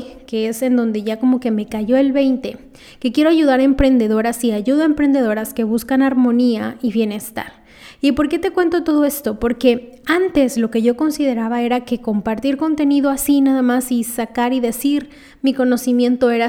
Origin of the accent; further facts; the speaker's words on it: Lima, Peru; yo lo que pongo es